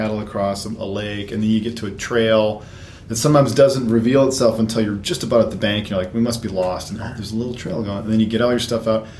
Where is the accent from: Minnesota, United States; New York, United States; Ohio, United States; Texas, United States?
Minnesota, United States; rural south central; moved away; also born or lived in North Carolina; I grew up in rural Minnesota, South Central, wedged in a little stand trees wedged in between some soybean and corn fields